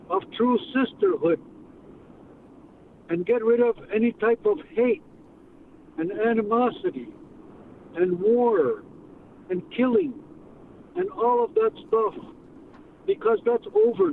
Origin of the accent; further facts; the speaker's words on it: Kahnawake, Quebec, Canada; also born or lived in Connecticut; from Kanawà. I wasn't born there